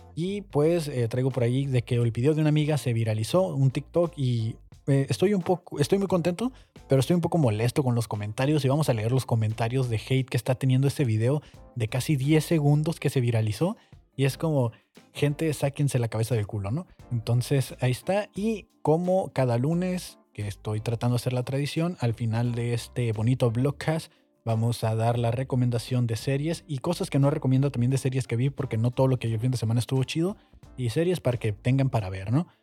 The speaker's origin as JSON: {"language": "Spanish", "country": "Mexico"}